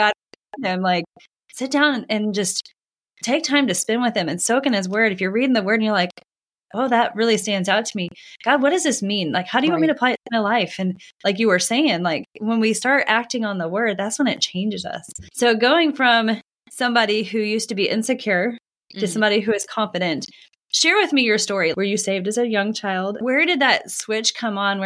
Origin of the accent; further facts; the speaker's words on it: the Bible Belt, United States; I grew up in the Bible Belt